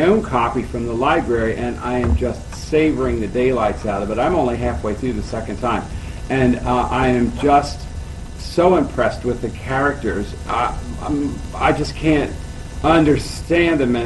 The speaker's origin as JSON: {"language": "English", "town": "Lebanon", "region": "Pennsylvania", "country": "United States", "said": "I'm from Lebanon, Pennsylvania."}